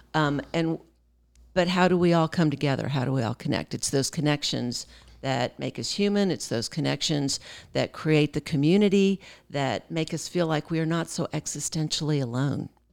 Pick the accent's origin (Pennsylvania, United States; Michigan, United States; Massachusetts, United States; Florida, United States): Pennsylvania, United States; now in Fort Worth, United States; I'm from Pennsylvania, but I have lived here in Texas a big part of my life